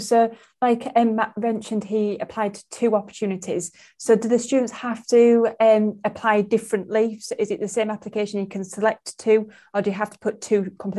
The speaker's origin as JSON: {"language": "English", "town": "Bradford", "region": "Yorkshire and the Humber", "country": "United Kingdom", "tie": "born or raised there", "said": "A big up to my hometown of Bradford. That's where I was born and bred."}